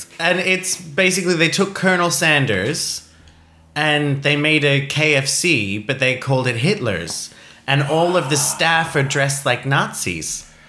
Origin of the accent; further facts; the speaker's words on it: Australia; I'm Australian.